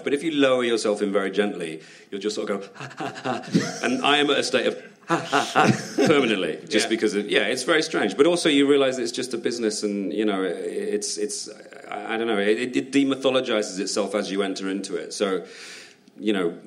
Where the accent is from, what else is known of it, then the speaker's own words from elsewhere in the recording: United Kingdom; as a Brit